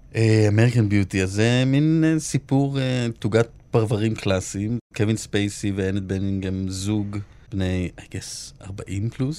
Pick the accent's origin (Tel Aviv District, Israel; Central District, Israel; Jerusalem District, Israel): Tel Aviv District, Israel; Holon; moved away; נורא גדלתי באווירת אה, איך אני בורח מהר מהעיר הזאת וכמה שיותר רחוק